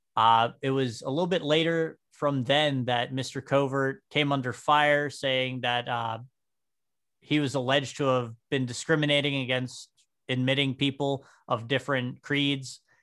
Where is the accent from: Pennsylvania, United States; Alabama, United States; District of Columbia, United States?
Pennsylvania, United States; New Castle; I was born and raised here in Newcastle, right over in Union Township.